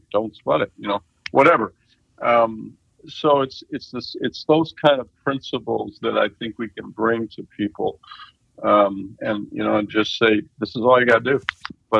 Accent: Midwest, United States; we're from the Midwest

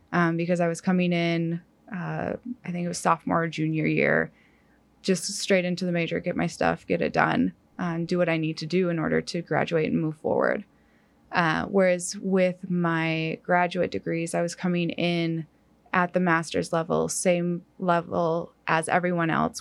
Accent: Upper Peninsula of Michigan, United States; moved away as an adult; now in Kansas, United States; I grew up in the Upper Peninsula, Peninsula of Michigan

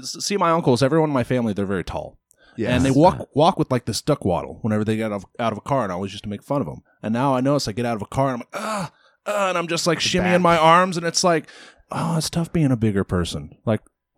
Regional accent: Portland, Oregon, United States; Transplant, technically. But we moved here when I was like three

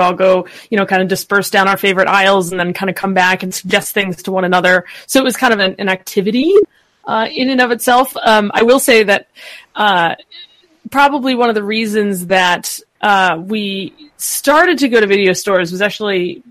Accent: Syracuse, New York, United States; now in Maine, United States; I grew up in Syracuse, New York

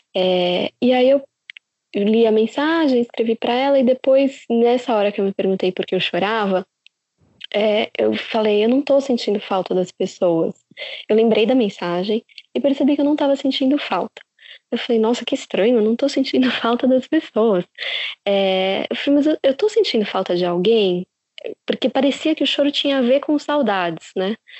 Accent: São Paulo, Brazil; moved away as an adult; now in São Francisco Xavier, Brazil; Sim, é de São Paulo. A gente sempre morou em São Paulo

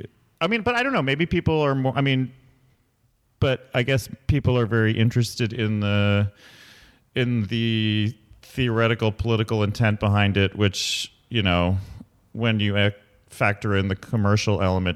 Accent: Ethiopia; also born or lived in Michigan / Berlin; I grew up in Ethiopia, and then I was in Michigan, and then I was in Berlin

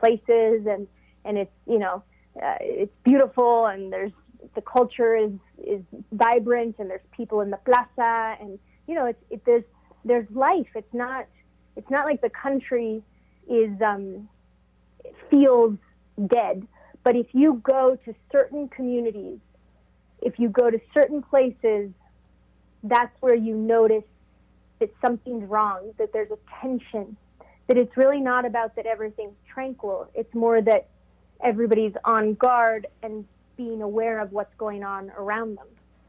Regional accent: Mexico; born there; And then when I came to Mexico after I was born in Mexico, so I returned to Mexico.

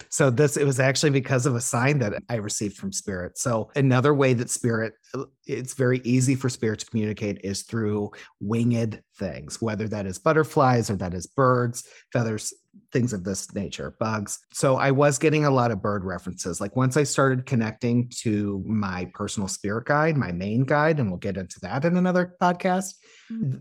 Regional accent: Illinois, United States; moved away; the area code that I my hometown is

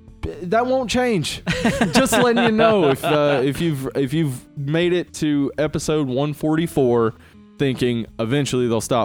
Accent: Jefferson County, the South, United States; we both were born and raised in Jefferson County.

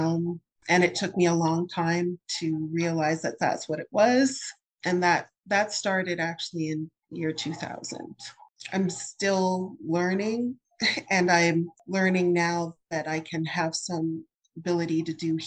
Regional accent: Leduc, Alberta, Canada; moved away as an adult; also born or lived in California; now in Maryland, United States; We started out in a few small prairie towns, but the majority of the time was in a town called Leduc that's near Edmonton

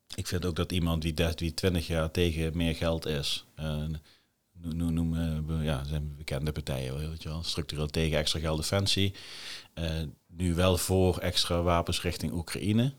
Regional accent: Netherlands; wij als Nederlanders

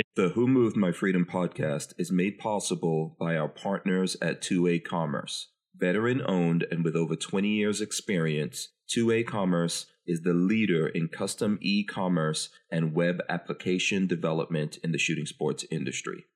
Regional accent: New York City, New York, United States; also born or lived in Guyana / England; I grew up in New York City in the crack 80s

